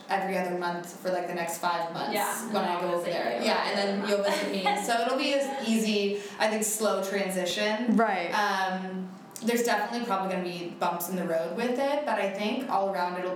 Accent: Northern California, United States; I grew up in NorCal

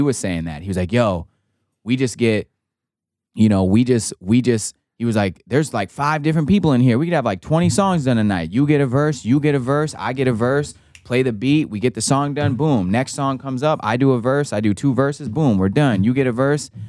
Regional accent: Wisconsin, United States; my best friends that I grew up with in Wisconsin

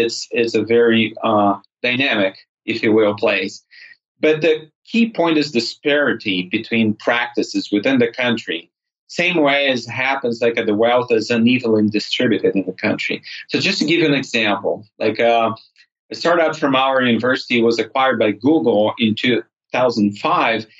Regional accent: Minas Gerais, Brazil; moved away as an adult; also born or lived in California / São Paulo / south of Brazil; Minas Gerais, my home state.

